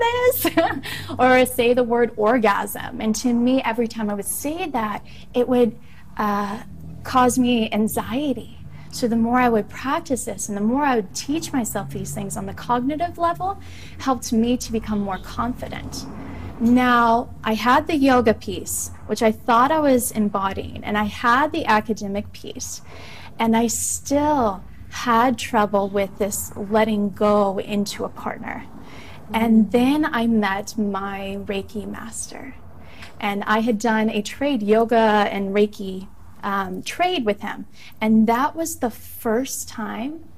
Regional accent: Midwest, United States; Growing up in the Midwest

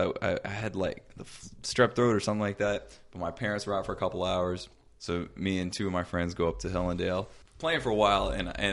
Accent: Dale City, Virginia, United States; I grew up in Dale City

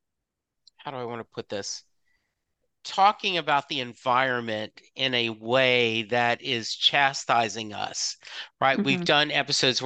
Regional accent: the South, United States; I was raised in the South.

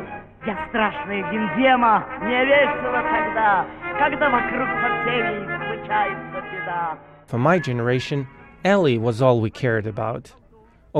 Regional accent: Moscow, Russia; As a kid growing up in Moscow

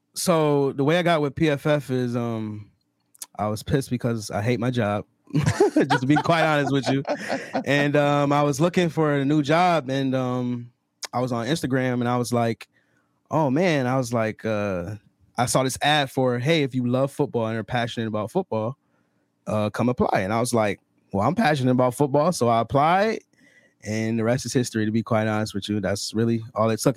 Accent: Rochester, New York, United States; I'm from Rochester, New York. I live in Rochester, New York

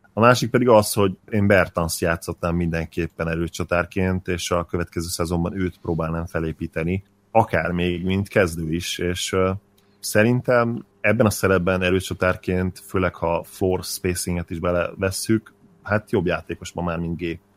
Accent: Hungary; mint magyar ember beszélek

